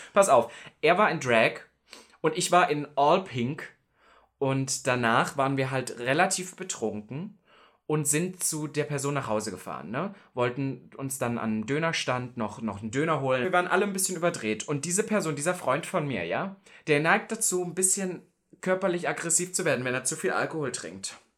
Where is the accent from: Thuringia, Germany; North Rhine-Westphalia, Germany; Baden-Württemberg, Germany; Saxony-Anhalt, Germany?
Saxony-Anhalt, Germany; Halle; in Halle, wo ich herkomme